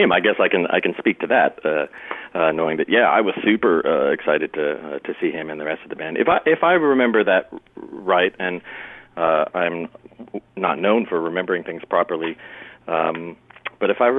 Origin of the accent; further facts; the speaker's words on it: Billings, Montana, United States; Originally from Montana. Yeah, I was born in Billings uh, and uh, uh, adopted quite early, uh, at about three months